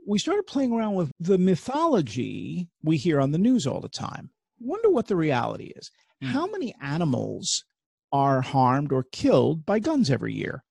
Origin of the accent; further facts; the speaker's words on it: New York, United States; I grew up at NBC in New mm. York